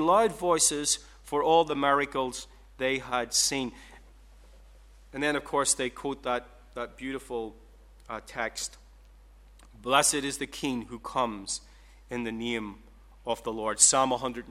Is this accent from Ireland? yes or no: yes; Ireland; I'm Irish